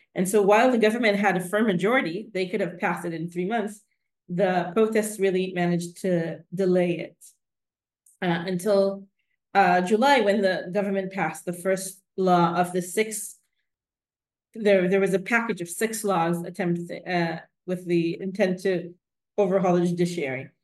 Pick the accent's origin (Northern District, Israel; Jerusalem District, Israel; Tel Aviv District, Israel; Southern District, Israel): Jerusalem District, Israel; Jerusalem; I was born in Jerusalem to a really, I think, typical secular Jewish family